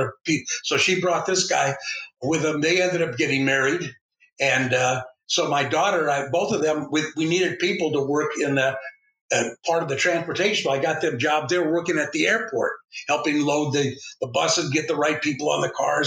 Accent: Los Angeles, California, United States; moved away as an adult; also born or lived in Salt Lake City, Utah; I grew up in East L.A., you know, East part of Los Angeles

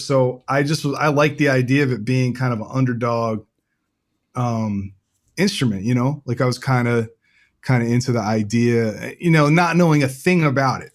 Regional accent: Rockville, Maryland, United States; I grew up in a town called Rockville, Maryland

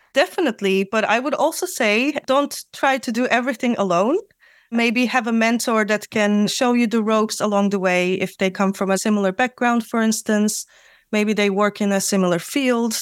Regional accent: Turkey; moved away as an adult; also born or lived in Netherlands; now in Amsterdam, Netherlands; I'm also from Turkey

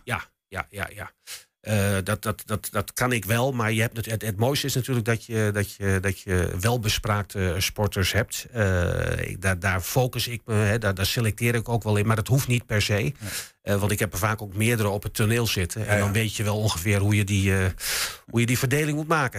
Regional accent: Enschede, Overijssel, Netherlands; ik kom ook uit Enschede natuurlijk. Ik ben hier geboren. Ik stond vroeger ook als, als, als jongetje van, van, van, van negen jaar stond ik op vak PP in het oude Diekman

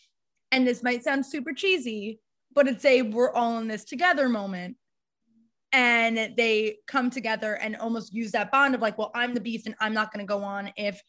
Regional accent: Westchester, New York, United States; I grew up in Westchester, New York

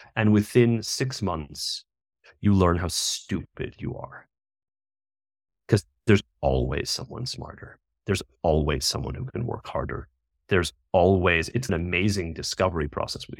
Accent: United States; moved away as an adult; now in India; I'm originally American

